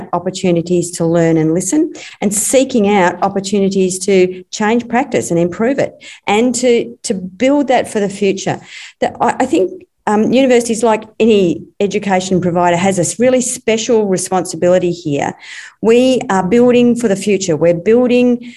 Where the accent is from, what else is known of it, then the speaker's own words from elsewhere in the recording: Stony Rises north of Warrnambool, Victoria, Australia; I grew up in the Stony Rises north of Warrnambool